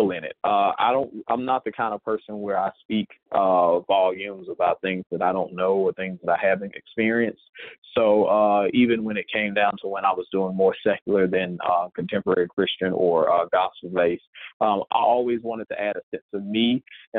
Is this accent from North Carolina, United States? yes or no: no; Mississippi, United States; I am originally from Mississippi